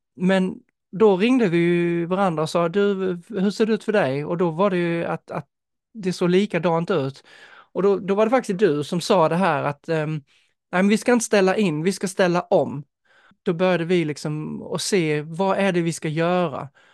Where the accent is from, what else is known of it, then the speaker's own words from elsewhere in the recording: Denmark; now in Sweden; som dansk